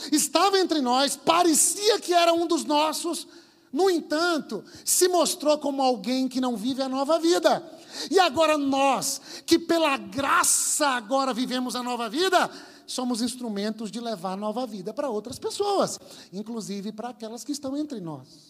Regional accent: Bahia, Brazil; moved away; eu venho lá da Bahia, sou o único baiano aqui

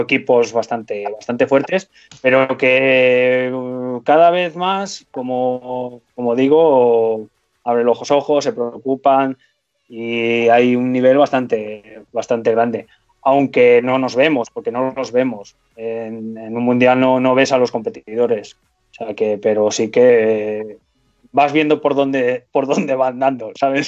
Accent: Spain; aquí en España

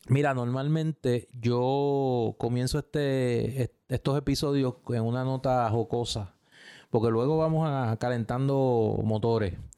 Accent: Puerto Rico; como puertorriqueño

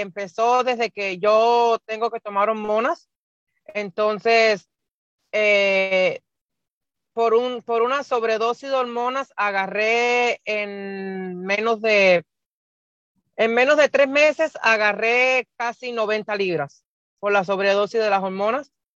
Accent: Cuba; moved away as an adult; now in Nebraska, United States; yo soy de, nací en Cuba, vivo en Estados Unidos hace 10 años y vivo en el estado de Nebraska

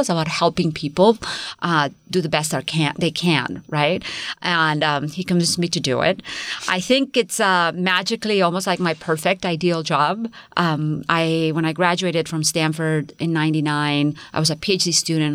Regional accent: Spain; now in United States; Spain, I come from Spain

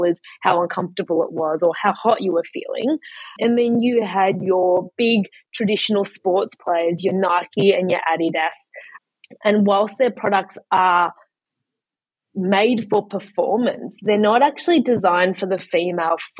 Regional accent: Melbourne, Victoria, Australia; moved away as an adult; also born or lived in China; now in Sydney, Australia; I grew up in Kew.

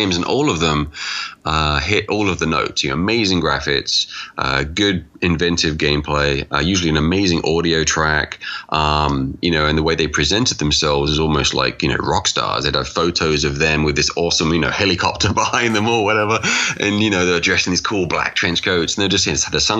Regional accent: England, United Kingdom; I'm from England

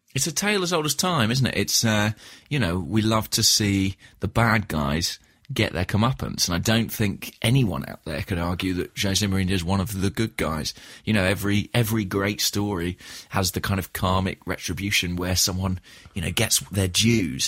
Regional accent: Watford, East of England, United Kingdom; my hometown, uh, of Watford

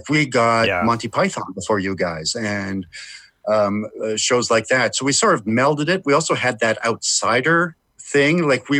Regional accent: Vancouver, British Columbia, Canada; I grew up in Vancouver, which is also a beautiful city.

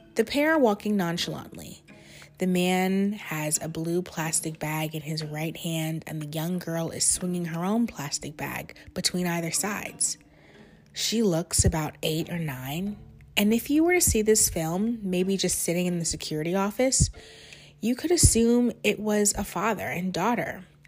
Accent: New Jersey, United States; moved away as an adult; now in Washington, D.C., United States; originally I'm from New Jersey, but I live in D C now.

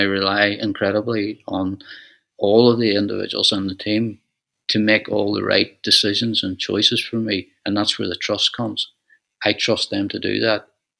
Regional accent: Donegal, Ulster, Ireland; moved away as an adult; also born or lived in Dublin; now in County Tyrone, Northern Ireland; I originally come from Donegal. I was born in Dublin, but I grew up in Donegal.

